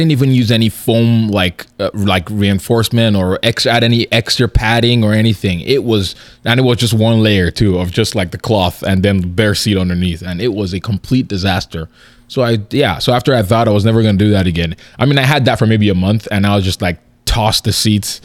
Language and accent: English; Nigeria; moved away; I'm originally from Nigeria